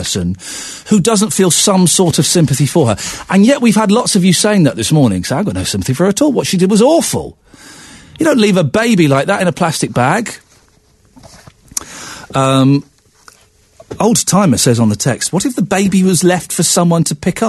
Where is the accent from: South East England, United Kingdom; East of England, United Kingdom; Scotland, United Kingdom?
South East England, United Kingdom; Slough; Technically, I'm not a Londoner. I'm from Slough